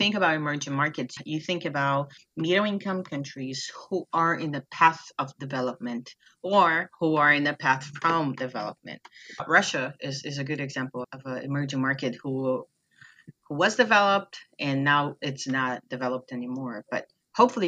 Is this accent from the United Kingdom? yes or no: no; Brazil; first language Portuguese; English is a second language; moved away as an adult; now in United States; in my native language, in Brazil